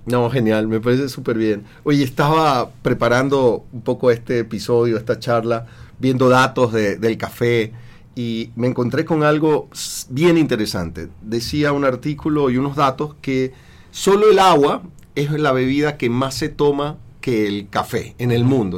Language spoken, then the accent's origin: Spanish; Ecuador; acá en Ecuador